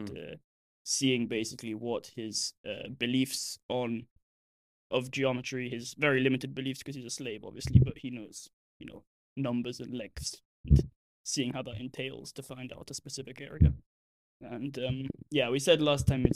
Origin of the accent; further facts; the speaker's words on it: Milan, Lombardy, Italy; moved away; I'm from Milan.